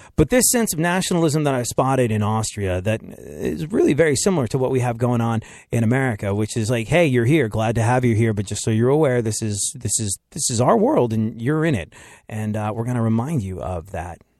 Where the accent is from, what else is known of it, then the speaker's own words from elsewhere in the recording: United States; I'm American